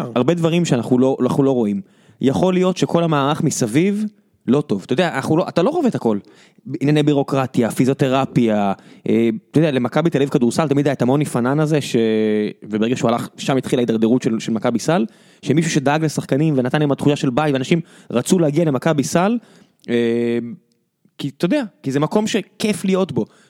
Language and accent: Hebrew; Israel; אנחנו ישראלים